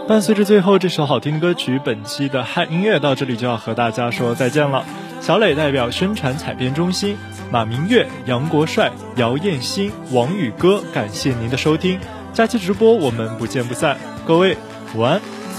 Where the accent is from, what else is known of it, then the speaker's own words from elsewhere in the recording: China; 我们中国人民